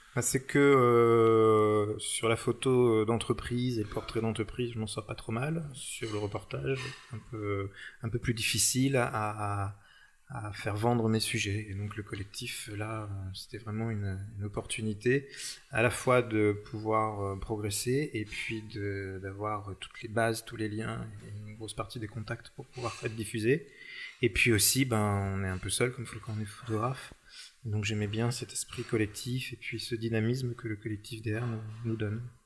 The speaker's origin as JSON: {"language": "French", "area": "the Nord", "region": "Hauts-de-France", "country": "France", "said": "je suis du Nord"}